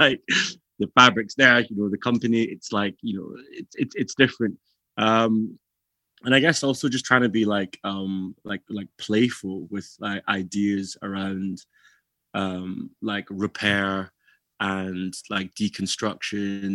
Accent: Glasgow, Scotland, United Kingdom; growing up in Glasgow is like, yeah, you have to have a slight thick skin.

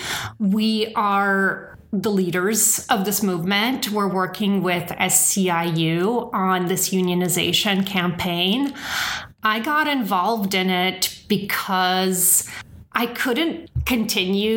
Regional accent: the Bay Area, California, United States; I'm from the Bay Area. This is very much my home

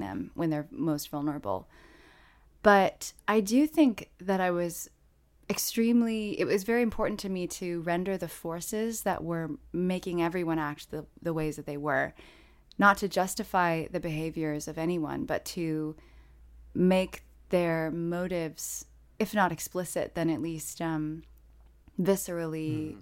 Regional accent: South Bend, Indiana, United States; South Bend, Indiana, my hometown

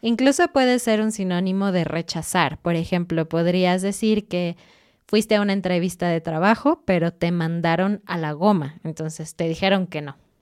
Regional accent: Mexico; soy mexicana

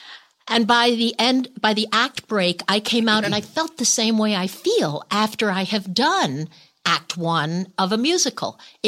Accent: New Jersey, United States; I grew up in New Jersey.

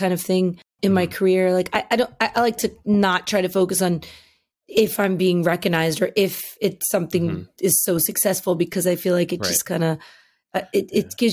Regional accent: New York, United States; growing up in New York

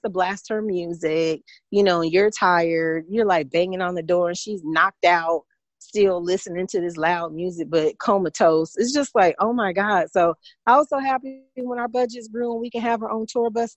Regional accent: Midwest, United States; now in Atlanta, United States; I'm from the Midwest, and there's a lot of prejudiced white people in the Midwest

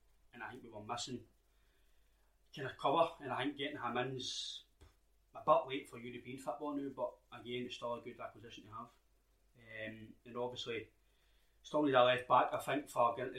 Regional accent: Scotland, United Kingdom; I'm Scottish

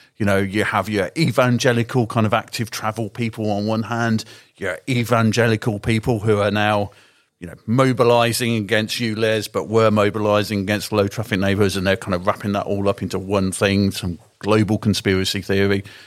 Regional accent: the Shires, England, United Kingdom; moved away as an adult; now in London, United Kingdom; I'm from the Shires

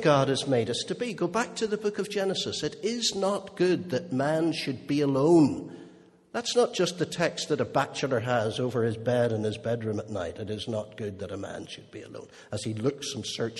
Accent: Holywood, Northern Ireland, United Kingdom; I grew up in Unionist Hollywood.

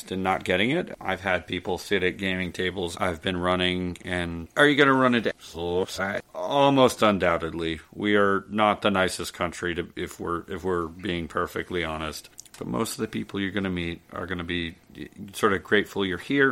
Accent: United States; me being an American

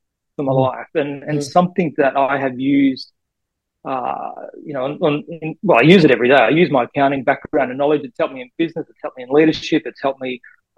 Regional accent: Bundaberg, Queensland, Australia; also born or lived in Finland; So I grew up in Bundaberg in, I guess, central Queensland.

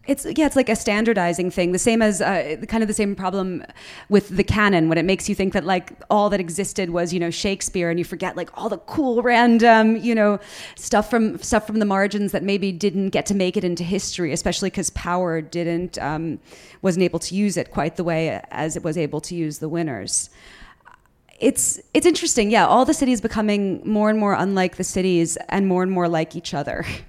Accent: New York, United States; I'm I'm from New York. Like I was I was born here

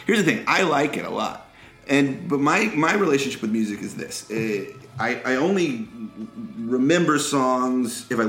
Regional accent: Dallas, Texas, United States; I'm 39. I grew up in Dallas, in a very aggressive little suburb where everyone was doing sports.

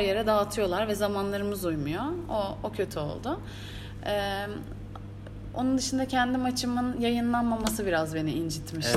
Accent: Turkey; bir Türk olarak

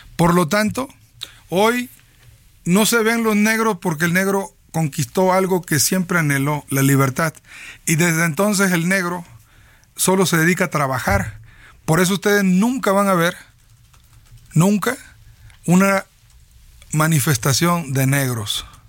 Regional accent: Tierra Blanca, Veracruz, Mexico; yo soy de la cuenca del Papaloapan, nací en Tierra Blanca.

